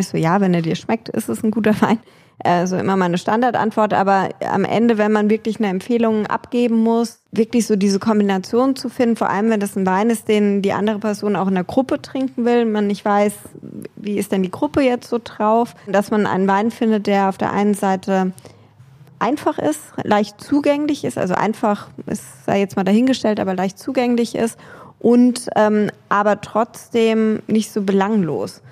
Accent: Nahe, Rhineland-Palatinate, Germany; ich bin an der Nahe aufgewachsen

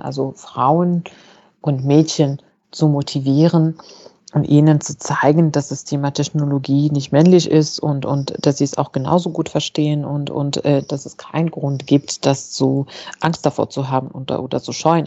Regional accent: Fez, Fès-Meknès, Morocco; moved away as an adult; now in Germany; also ich bin in Fes geboren und aufgewachsen. Das ist eine Stadt in Marokko

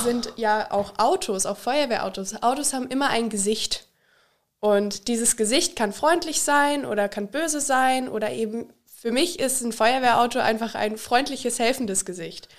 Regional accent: Liederbach am Taunus, Hesse, Germany; moved away as an adult; now in Austria; Ich komme aus Liederbach am Taunus, also hier im Nachbarort

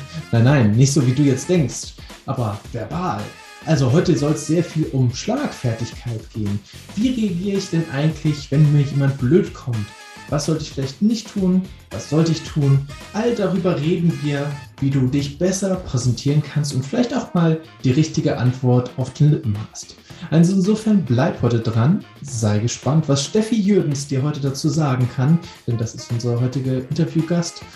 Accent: Hamburg, Germany; Ich als Hamburger

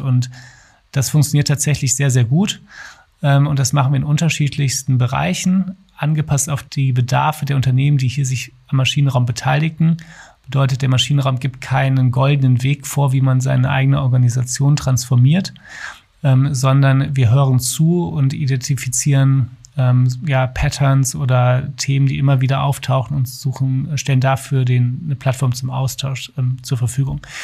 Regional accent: Duisburg, North Rhine-Westphalia, Germany; now in Berlin, Germany; Komme ursprünglich aus Duisburg, bin dort aufgewachsen

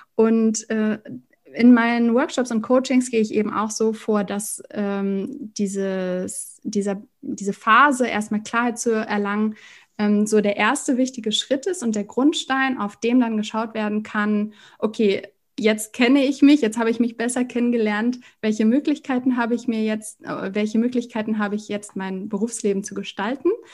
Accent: Hamburg, Germany; ich komme aus Hamburg

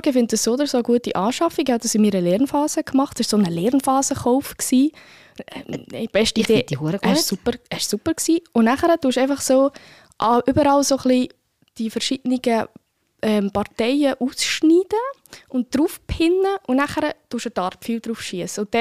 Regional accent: Bern, Switzerland; Das würde mich wirklich als Bernerin sehr freuen.

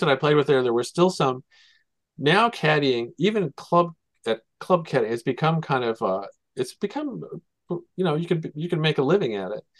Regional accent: Kansas City, Missouri, United States; I'm from Kansas City

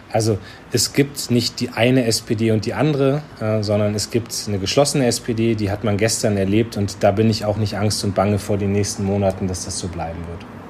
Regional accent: Lüneburg Heath, Lower Saxony, Germany; ich komme ja selbst aus der Lüneburger Heide.

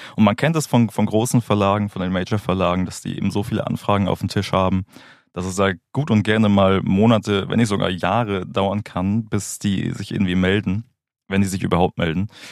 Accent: Schleswig-Holstein, Germany; also born or lived in Hamburg; now in Berlin, Germany; Ich komme ursprünglich aus Schleswig-Holstein, habe dann in Hamburg äh, Musikmanagement studiert

